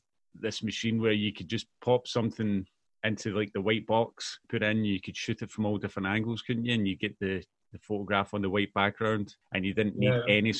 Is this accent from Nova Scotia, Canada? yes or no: no; Mississauga, Ontario, Canada; now in Clydebank, United Kingdom; I grew up in Mississauga, which is a suburb, if you like, of Toronto